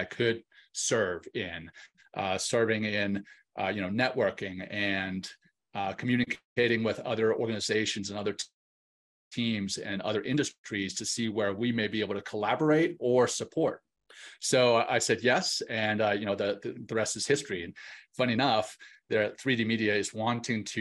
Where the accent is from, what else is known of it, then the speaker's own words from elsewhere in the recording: Louisiana, United States; now in Colorado Springs, United States; I grew up in Louisiana and I have still a heart for Louisiana. I live in Colorado Springs